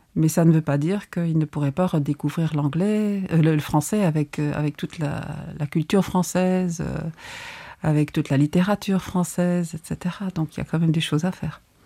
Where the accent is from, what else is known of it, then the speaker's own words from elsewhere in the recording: Luxembourg; accent: Lorraine; also born or lived in Poitiers; On était deux étudiants, sur tout Poitiers. Luxembourgeois.